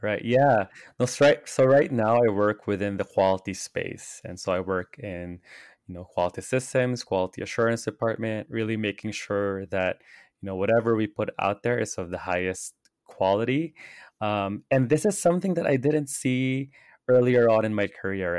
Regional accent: Philippines; now in Los Angeles, United States; I grew up in the Philippines

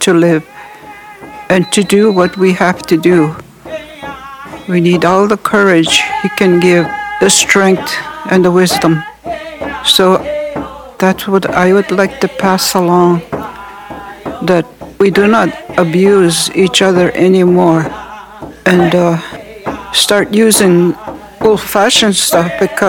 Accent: Wikwemikong, Ontario, Canada; I'm from Wequemagong

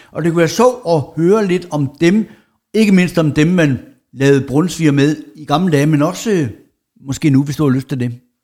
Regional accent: Jutland, Denmark; moved away; der hvor jeg kommer fra over i Jylland, det mørke, mørke Jylland

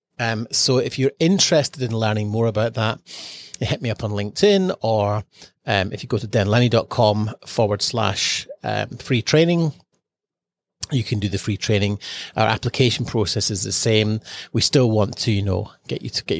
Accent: Edinburgh, Scotland, United Kingdom; moved away as an adult; now in Australia; freezing cold growing up in Edinburgh

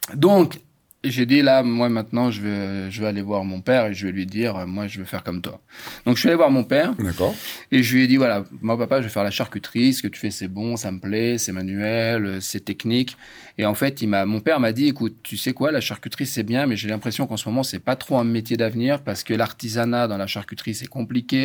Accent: France; j'ai grandi en France

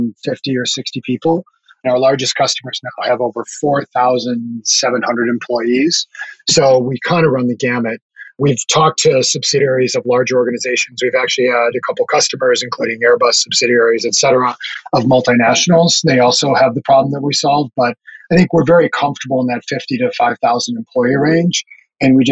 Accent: North Dakota, United States; moved away as an adult; also born or lived in Minneapolis / Silicon Valley; I grew up in North Dakota, of all places

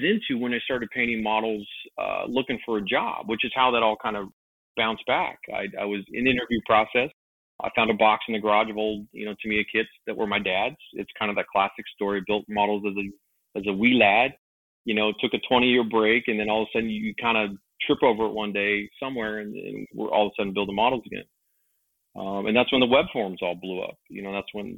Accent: Los Angeles, California, United States; moved away; also born or lived in Long Beach / San Pedro / Las Vegas; I'm from Los Angeles

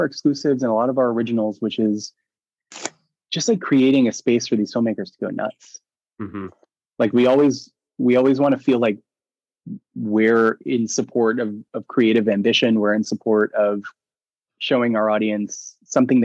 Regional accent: New York City, New York, United States; I grew up in the Bronx.

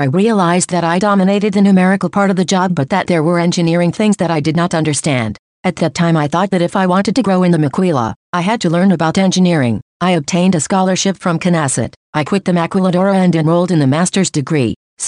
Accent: Ciudad Juárez, Chihuahua, Mexico; born there; I was born in Ciudad Juarez, a little more than 23 years ago. I studied primary and secondary school at the Sierra Madre Institute. I did high school at ITESM Ciudad Juarez campus

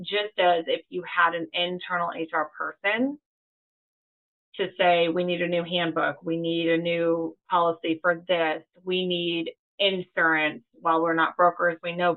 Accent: Florida Panhandle, United States; I grew up in the Panhandle

